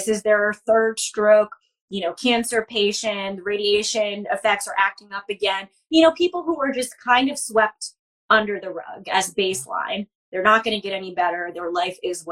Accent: New York, United States; also born or lived in Baltimore; now in Philadelphia, United States; I'm from New York originally.

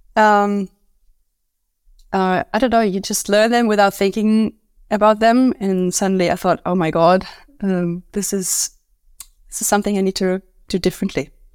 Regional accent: Munich, Bavaria, Germany; also born or lived in London; I'm from Munich and I am a Pilates instructor

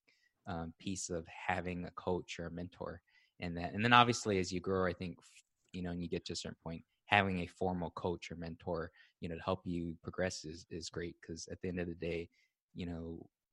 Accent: Hawaii, United States; moved away as an adult; also born or lived in Austin, Texas; I was born and raised in Hawaii

